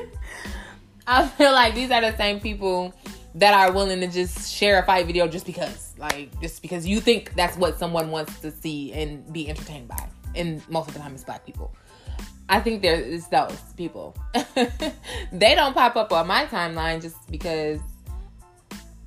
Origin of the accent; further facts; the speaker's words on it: Midwest, United States; I'm from the Midwest